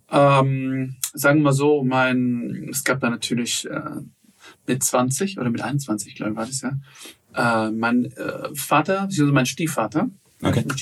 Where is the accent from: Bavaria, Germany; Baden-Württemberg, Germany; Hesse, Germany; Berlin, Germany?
Hesse, Germany; Frankfurt; Na, also ich habe brasilianische Wurzeln, ich bin eigentlich ein Frankfurter Bub. Ja, ich bin in Frankfurt geboren